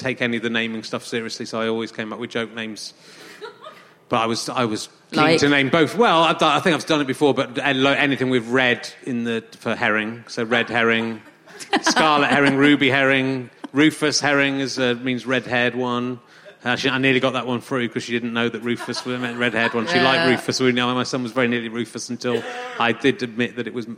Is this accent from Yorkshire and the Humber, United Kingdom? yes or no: yes; Yorkshire and the Humber, United Kingdom; I'm from Yorkshire